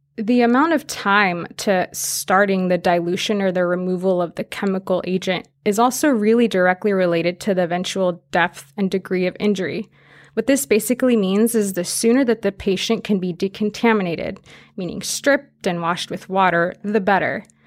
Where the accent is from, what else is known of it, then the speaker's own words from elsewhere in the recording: Fresno, California, United States; I'm actually from Fresno